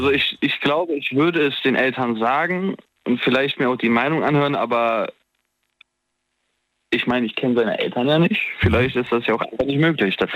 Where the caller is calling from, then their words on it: Erftstadt, North Rhine-Westphalia, Germany; Äh, ich komme aus Erfstadt.